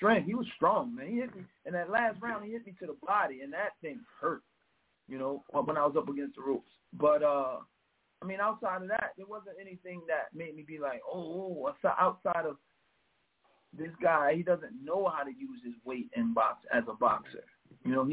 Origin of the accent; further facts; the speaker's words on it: Pennsylvania, United States; we were in Bethlehem, Pennsylvania